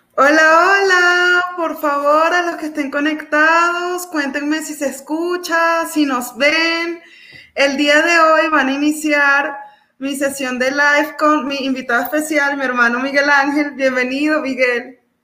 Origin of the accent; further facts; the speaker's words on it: Venezuela; now in Colombia; nosotros los venezolanos